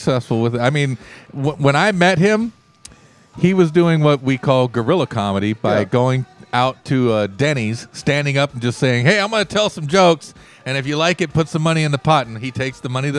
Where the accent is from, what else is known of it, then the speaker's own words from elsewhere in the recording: California, United States; now in Pacific Northwest, United States; I was born in California.